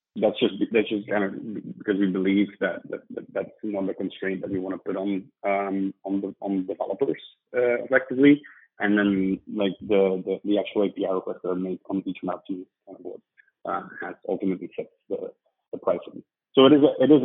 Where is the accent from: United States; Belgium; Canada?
Belgium; moved away as an adult; also born or lived in London; I'm from Belgium originally. Was born and raised there